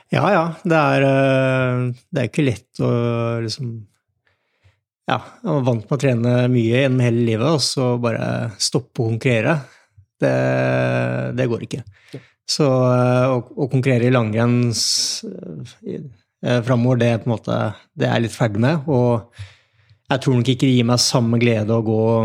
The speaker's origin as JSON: {"language": "Norwegian", "town": "Nittedal", "region": "Akershus", "country": "Norway", "tie": "born or raised there", "said": "jeg vokste opp i Nittdal"}